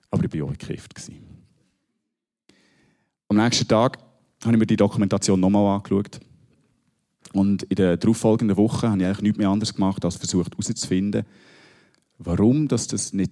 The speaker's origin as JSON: {"language": "German", "region": "Bern", "country": "Switzerland", "said": "Ich komme aus dem Berner Oberland."}